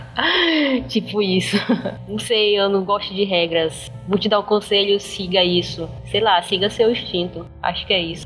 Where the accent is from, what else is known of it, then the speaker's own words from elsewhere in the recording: interior of Pará, Brazil; moved away as an adult; now in São Luís, Brazil; Eu nasci em São Luís, Maranhão, mas eu não fui criada em São Luís, eu fui criada no interior do Pará. Morei lá até uns 20 anos.